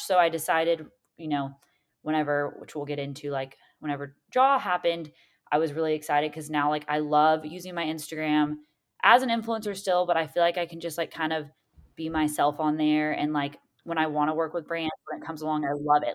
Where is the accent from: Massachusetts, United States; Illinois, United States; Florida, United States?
Florida, United States; Seaside; I loved growing up in Seaside